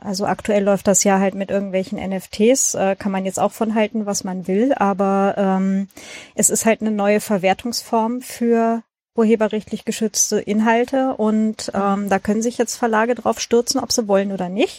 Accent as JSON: {"language": "German", "region": "Lower Saxony", "country": "Germany", "said": "so Niedersachsen bei uns ist das mit dem I und dem Ü"}